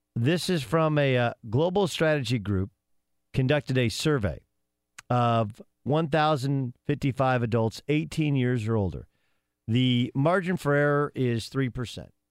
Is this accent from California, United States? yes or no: yes; Orange County, Southern California, United States; I grew up in Southern California. Now, uh, truth be told, I grew up in an area called Orange County